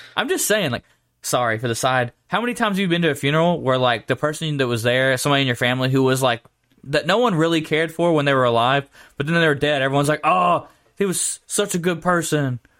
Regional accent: Georgia, United States; moved away; where I grew up in Georgia, everyone referred to I twenty as the highway.

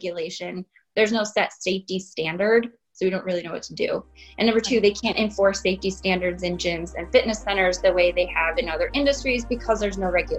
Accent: Illinois, United States; also born or lived in Chicago / Hong Kong; But I grew up in North Central Illinois, and I lived in, after college, in the city of Chicago for 11 years.

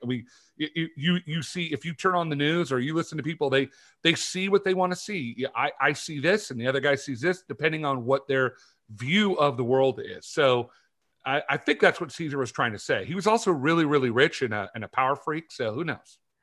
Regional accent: California, United States; moved away; I grew up in California

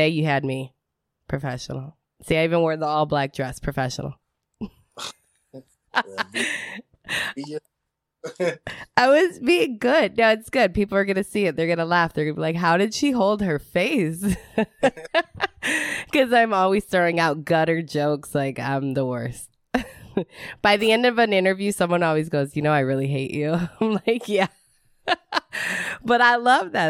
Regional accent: Detroit, Michigan, United States; I'm from Detroit

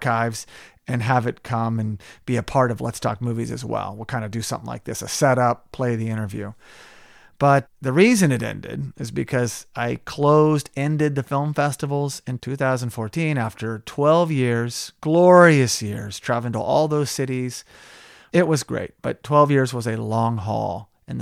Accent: Tulsa, Oklahoma, United States; my hometown of Tulsa, Oklahoma

